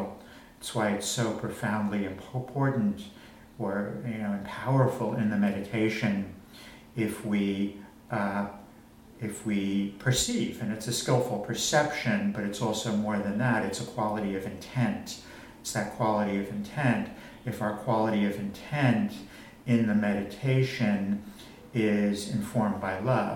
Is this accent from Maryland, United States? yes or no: no; Long Island, New York, United States; I grew up on Long Island